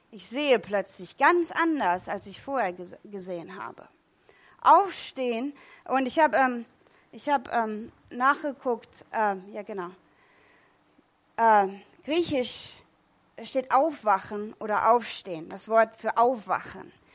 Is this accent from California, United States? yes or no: yes; California, United States; moved away; Ich komme aus Kalifornien